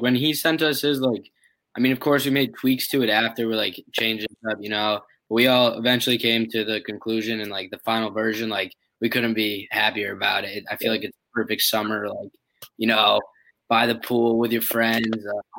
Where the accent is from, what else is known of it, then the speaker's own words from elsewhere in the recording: Connecticut, United States; From Connecticut.